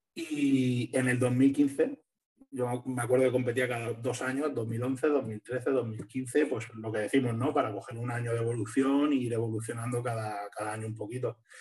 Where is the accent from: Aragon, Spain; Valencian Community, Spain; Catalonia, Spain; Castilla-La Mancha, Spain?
Valencian Community, Spain; Alicante; yo soy de Alicante